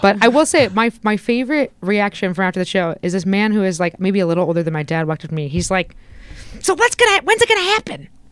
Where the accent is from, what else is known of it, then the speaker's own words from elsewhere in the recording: Indiana, United States; where I grew up in Indiana